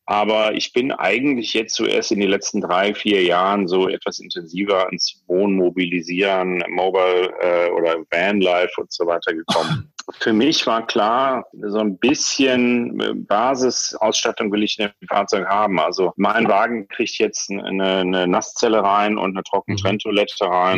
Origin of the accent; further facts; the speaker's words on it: Bonn, North Rhine-Westphalia, Germany; ich bin 55 Jahre alt, komme aus Bonn, lebe hier im wunderschönen Ortsteil Mehle mit Blick aufs wunderschöne Siebengebirge, bin äh, meiner Heimatstadt Bonn auch sehr verbunden